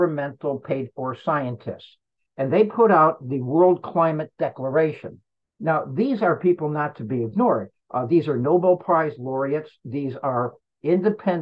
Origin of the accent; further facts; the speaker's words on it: Florida, United States; my home state of Florida